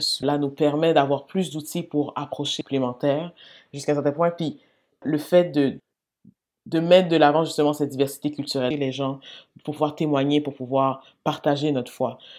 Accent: L'Assomption, Quebec, Canada; also born or lived in Montreal; je suis née à Sainte-Justine. je suis quand même, je au Québec depuis toutes les années de ma vie. Euh, hmm. J'ai célébré la Saint-Jean régulièrement

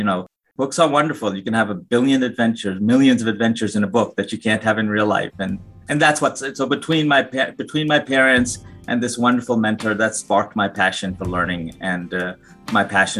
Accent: New York City, New York, United States; moved away as an adult; also born or lived in Ann Arbor, Michigan; now in Omaha, United States; I'm from New York City, born and bred in New York.

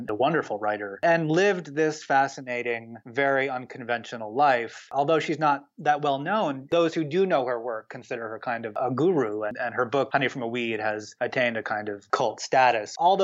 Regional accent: the Adirondacks, upstate New York, United States; now in Vermont, United States; I grew up in the Adirondacks in upstate New York

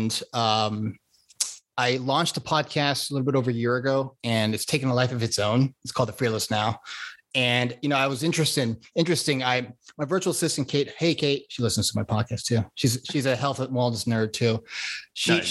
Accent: South Florida, United States; moved away as an adult; also born or lived in Connecticut / Long Island Sound; now in Santa Barbara, United States; I was born in Connecticut, grew up on Long Island Sound and South Florida. I went to school back in Florida, college, UF, and also high school

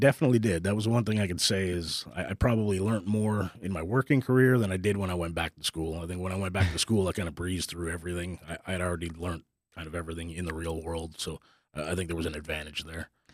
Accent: Northern Ontario, Canada; now in Texas, United States; I grew up up in Canada, in Northern Ontario, so it's a little small town of eight hundred people in the middle of nowhere.

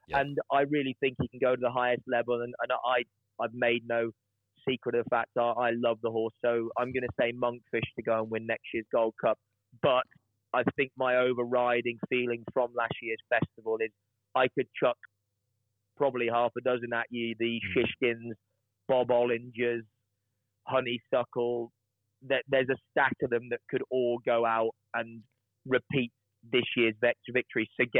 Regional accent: United Kingdom; I'm British

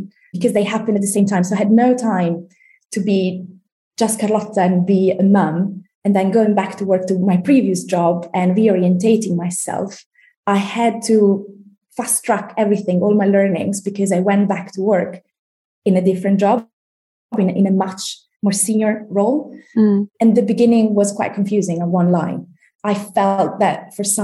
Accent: Italy; moved away as an adult; now in London, United Kingdom; We've been living in London for about 15 years. We're originally from Italy.

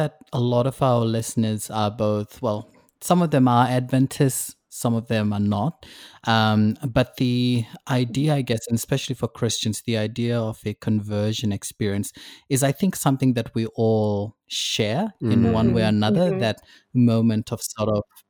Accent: New Zealand; moved away; also born or lived in Fiji; Like, I was born in Fiji, and then my family moved over to New Zealand. We lived there for a while, and then now I'm here.

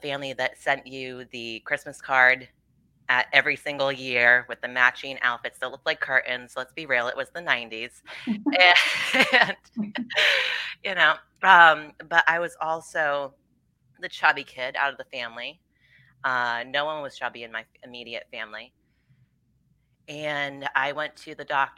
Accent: Rhode Island, United States; I'm from Rhode Island and I was born and raised here

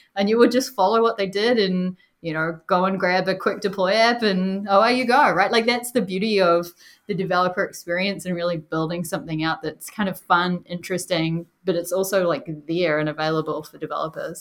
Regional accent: New Zealand; moved away; Usually I'm the only one with an accent, but I'm from New Zealand originally

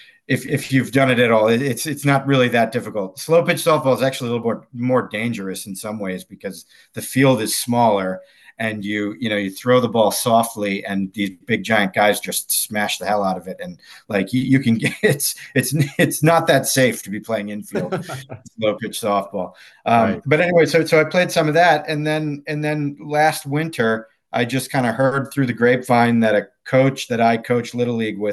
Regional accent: New England, United States; I grew up in New England

